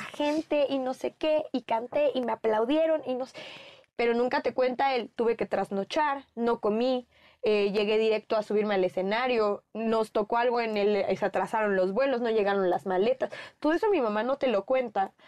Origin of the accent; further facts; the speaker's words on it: Mexico; los mexicanos sí podemos ser de donde queramos